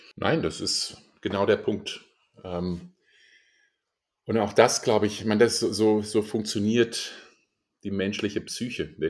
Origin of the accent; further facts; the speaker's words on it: Germany; also born or lived in Indonesia; bei uns in Deutschland